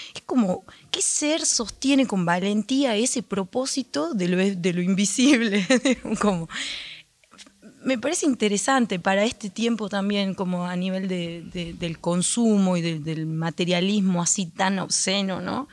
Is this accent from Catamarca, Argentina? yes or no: yes; Andalgalá, Catamarca, Argentina; moved away as an adult; Yo soy de Andalgala.